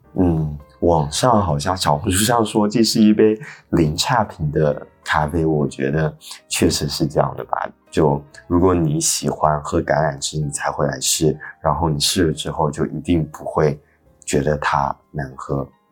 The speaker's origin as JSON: {"language": "Chinese", "town": "Fuzhou", "region": "Fujian", "country": "China", "tie": "born or raised there", "moved": "yes", "said": "国庆回福州了"}